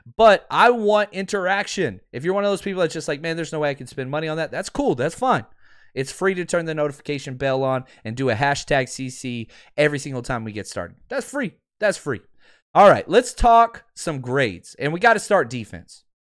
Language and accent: English; Texas, United States; I'm from Texas. We, we speak funny.